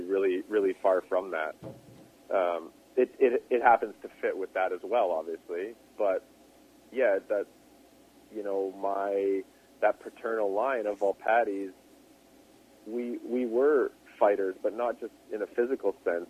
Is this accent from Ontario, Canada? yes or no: no; Revelstoke, British Columbia, Canada; my hometown uh-huh. in, in Revelstoke